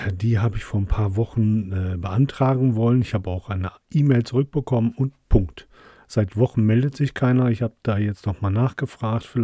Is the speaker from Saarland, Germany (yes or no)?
no; Krefeld, North Rhine-Westphalia, Germany; Das war damals äh, das Massa, so hieß das bei uns in der Nähe in St. Tönis. Dann gab es einen Divi bei uns in Krefeld